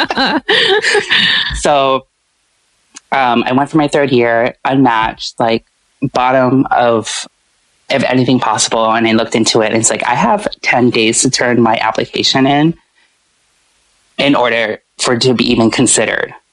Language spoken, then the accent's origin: English; Oahu, Hawaii, United States; moved away as an adult; also born or lived in Chicago; growing up in Hawaii, on Oahu